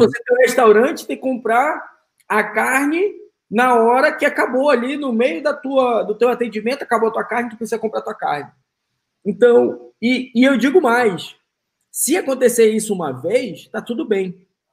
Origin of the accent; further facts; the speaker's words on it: Manaus, Amazonas, Brazil; now in United States; eu sou de Manaus